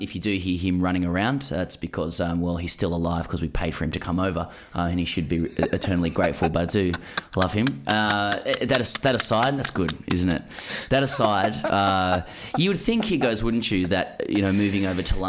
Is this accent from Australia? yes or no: yes; Australia; they were disappointed with how I played because I didn't come as the Aussie sledger.